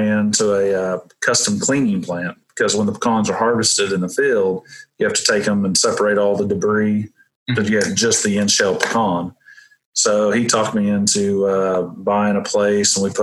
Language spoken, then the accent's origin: English; Welch, Oklahoma, United States; also born or lived in Missouri; I grew up in Welch, which is a little town about maybe 30 miles from here, 30 minutes